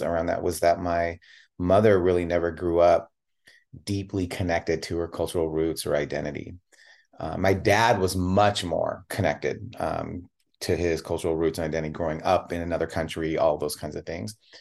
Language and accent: English; Tigard, Oregon, United States; also born or lived in Chicago, Illinois; I was born in Chicago. and moved out to Portland